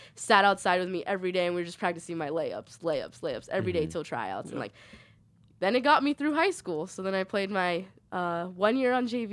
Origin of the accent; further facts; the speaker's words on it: Bay Area, California, United States; moved away as an adult; now in Orange, United States; I'm from the Bay Area